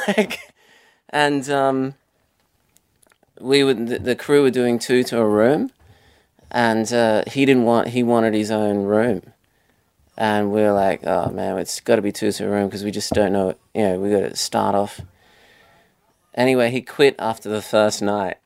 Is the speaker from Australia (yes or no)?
yes; Australia; Being Australian